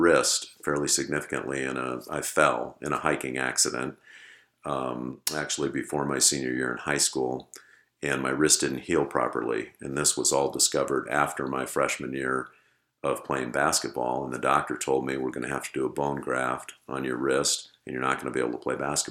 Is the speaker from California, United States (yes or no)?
yes; South Pasadena, California, United States; moved away as an adult; also born or lived in Los Angeles / Chicago; I was born in Los Angeles and raised in South Pasadena